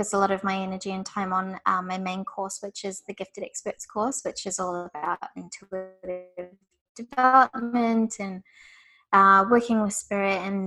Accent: Wellington, New Zealand; now in Melbourne, Australia; I was brought up in Wellington, New Zealand

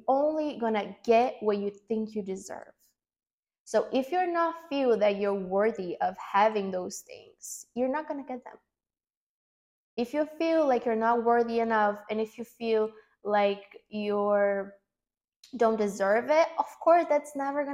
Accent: Brazil; English is a second language; moved away as an adult; I'm from Brazil. I'm 26 years old now, and until 2 years ago, I was living in Brazil in a small town

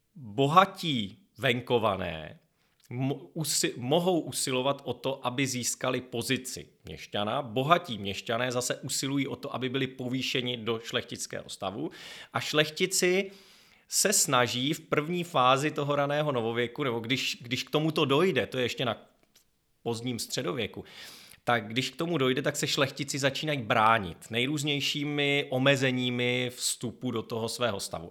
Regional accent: Chrudim, Pardubice Region, Czechia; místo mého rodiště Chrudim

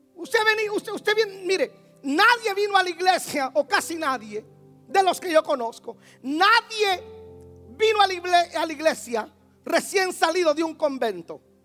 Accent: Guatemala; En mi país hay una élite que se llama los caiviles.

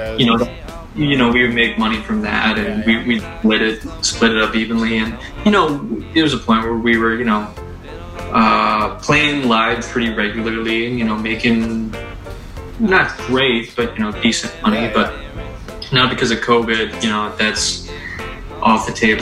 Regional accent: Birmingham, Michigan, United States; also born or lived in Detroit, Michigan; I grew up in Southfield, Birmingham area

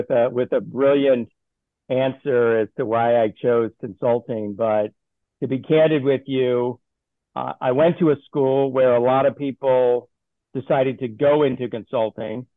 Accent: Baltimore, Maryland, United States; moved away as an adult; I grew up in Baltimore, Maryland, spent the first 18 years of my life there

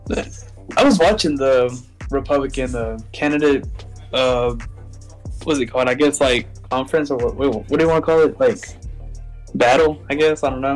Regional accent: Tupelo, Mississippi, United States; I was born here in Tupelo, Mississippi

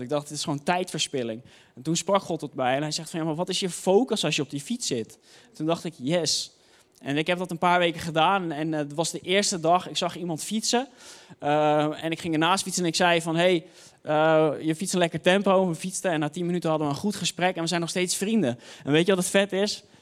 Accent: Hoofddorp, North Holland, Netherlands; ik kwam uit Hoofddorp

